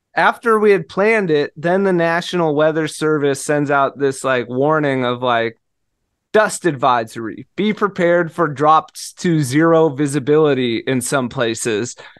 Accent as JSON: {"language": "English", "town": "Seattle", "region": "Washington", "country": "United States", "moved": "yes", "said": "I'm from Seattle. It rains all the time."}